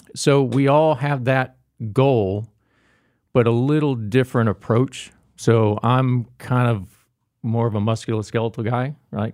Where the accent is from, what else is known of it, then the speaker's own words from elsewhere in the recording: Jacksonville, Florida, United States; moved away; also born or lived in Gainesville, Florida / Daytona, Florida / Tampa, Florida; Born and raised in Florida, uh, born in Jacksonville, Florida